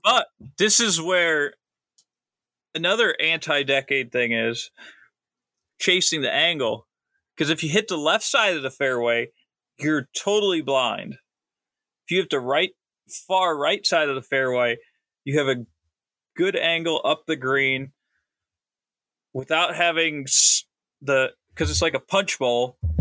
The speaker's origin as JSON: {"language": "English", "town": "Akron", "region": "Ohio", "country": "United States"}